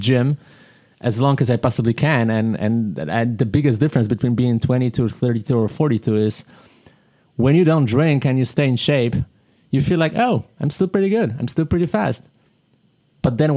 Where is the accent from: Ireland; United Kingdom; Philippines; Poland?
Poland; moved away; I'm from Poland